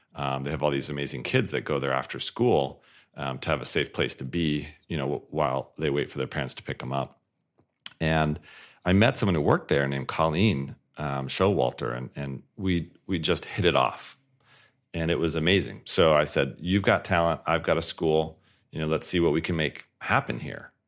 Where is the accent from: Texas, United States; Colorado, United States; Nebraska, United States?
Colorado, United States; Colorado Springs; born or raised there